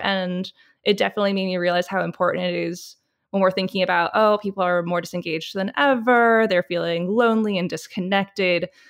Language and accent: English; Michigan, United States; moved away; coming from Michigan